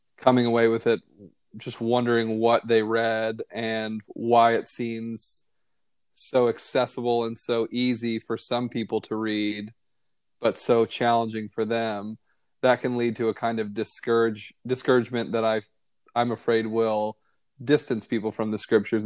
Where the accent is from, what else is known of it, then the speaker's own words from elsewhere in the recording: Northeast, United States; American Christian, you know, white male in the, you know, growing up in the Northeast worldview